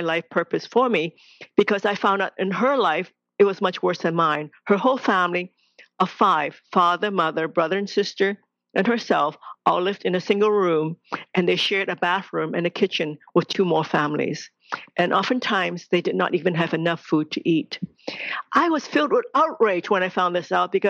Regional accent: Hong Kong; I was born in Hong Kong, second daughter in a very traditional Chinese family

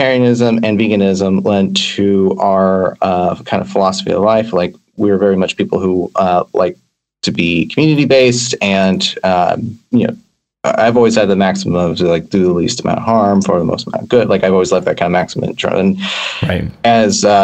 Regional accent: San Francisco Bay Area, California, United States; now in Vancouver, Canada; I grew up in the San Francisco Bay Area

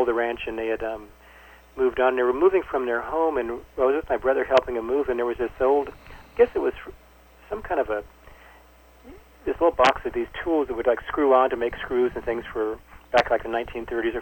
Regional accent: Placer County, Northern California, United States; I'm from Placer County. It's a little county up in Northern California. My dad raised pears

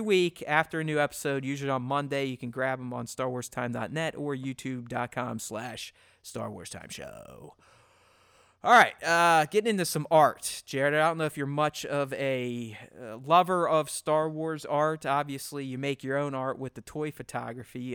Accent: Pittsburgh, Pennsylvania, United States; We grew up together in Pittsburgh

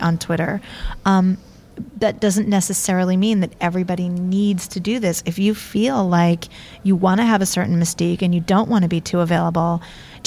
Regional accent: New York City, New York, United States; I'm born and raised in New York City, so my roots are definitely in the ska, punk, rock

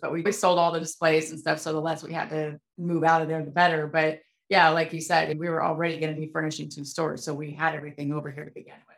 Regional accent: Fairbanks, Alaska, United States; moved away as an adult; now in Anchorage, United States; I lived there for 30 years and I got out for a reason.

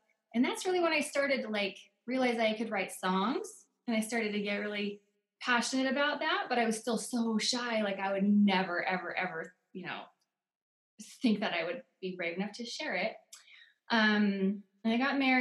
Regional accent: Oregon, United States; moved away as an adult; now in Utah, United States; I grew up in Oregon. I moved to Utah when I was 19. I've been here ever since

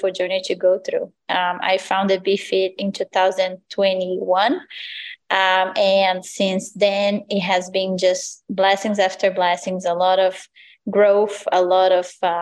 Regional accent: Brazil; moved away as an adult; So I'm originally from Brazil. I grew up there since I was, I was born, and then I turned 18.

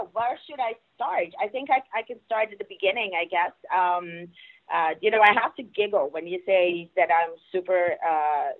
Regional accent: Curaçao; first language Papiamento; English is a second language; I was born in Curacao. In Curacao, our language there is Papiamento

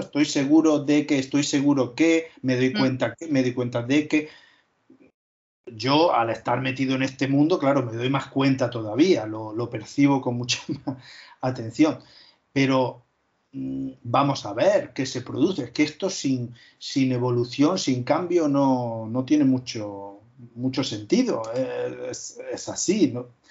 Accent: Úbeda, Andalusia, Spain; yo soy de Úbeda, de Jaén, es una zona donde no existe el leísmo

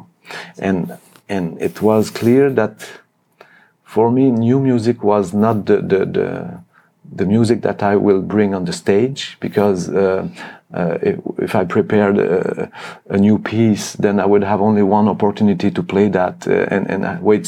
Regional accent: Montreal, Quebec, Canada; moved away as an adult; also born or lived in France / Germany; now in Cologne, Germany; I played in conservatoire in Montreal many years.

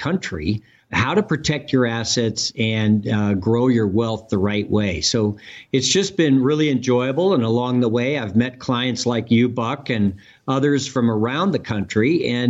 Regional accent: California, United States; Well, I grew up in the San Francisco Bay Area and went to the University of California at Berkeley

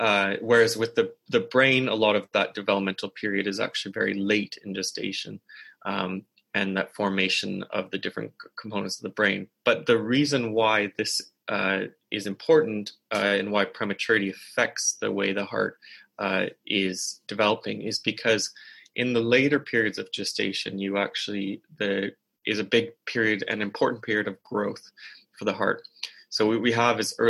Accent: Canada; moved away as an adult; now in Oxford, United Kingdom; I'm Canadian.

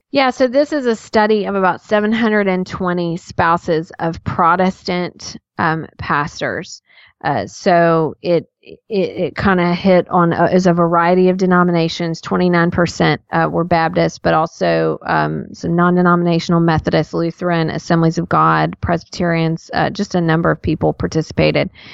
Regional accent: Tennessee, United States; I'm from Tennessee

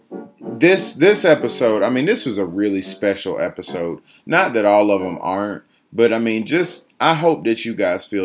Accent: Georgia, United States; I'm from Georgia

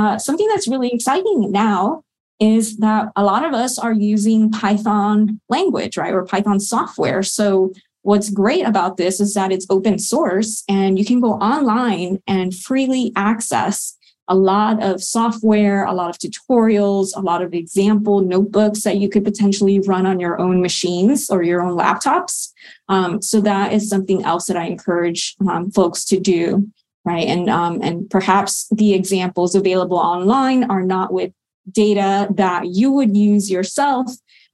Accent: South Florida, United States; moved away as an adult; also born or lived in Colorado; now in Maryland, United States; I grew up in South Florida and there are no mountains there

